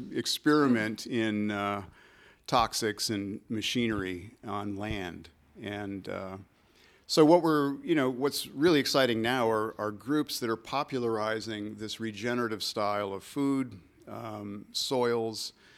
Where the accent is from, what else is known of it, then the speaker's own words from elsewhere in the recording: Michigan, United States; This is in the Midwest. I grew up in Michigan